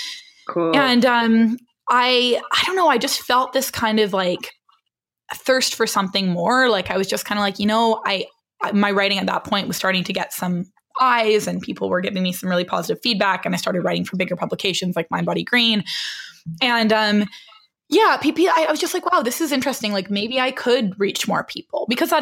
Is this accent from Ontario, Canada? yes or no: no; British Columbia, Canada; moved away as an adult; also born or lived in Vancouver, Canada; now in New York, United States; I'm like a BC girl. I was born and raised in the middle of British Columbia.